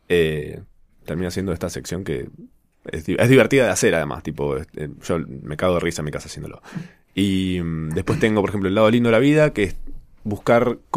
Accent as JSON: {"language": "Spanish", "region": "Córdoba", "country": "Argentina", "tie": "born or raised there", "moved": "as an adult", "lives_now": "Buenos Aires, Argentina", "said": "yo soy cordobés y viví 20 años allá. Y mm, lo más gracioso de todo es que yo nunca tuve acento hasta que vine a Buenos Aires a vivir."}